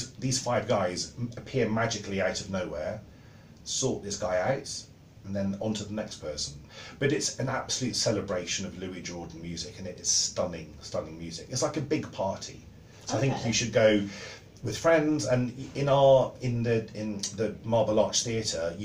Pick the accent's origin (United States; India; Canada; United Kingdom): United Kingdom; Somerset, South West England; I'm from Somerset on a farm